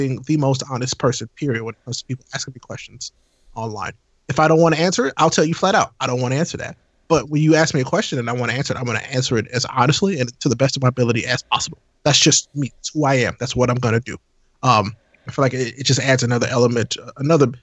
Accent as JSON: {"language": "English", "town": "St. Louis", "region": "Missouri", "country": "United States", "said": "I'm from St. Louis"}